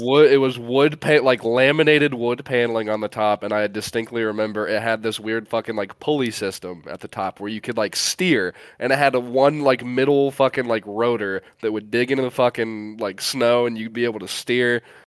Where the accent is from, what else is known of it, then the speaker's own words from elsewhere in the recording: a Great Lakes state, Midwest, United States; growing up in a Great Lakes state, uh, and just like the, the Midwest in general